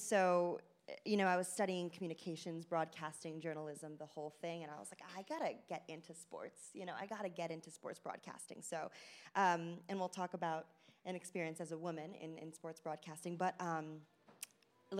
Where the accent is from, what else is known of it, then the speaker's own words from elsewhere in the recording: Long Island, New York, United States; growing up on Long Island